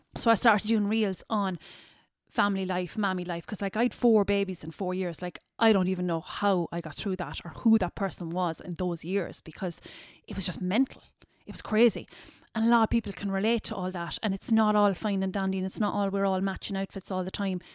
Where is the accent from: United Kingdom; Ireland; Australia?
Ireland; Ballyduff, Munster; also born or lived in New York; I'm originally from Kerry. I'm from a small village, um, a G A village called Ballyduff. So, um, grew up there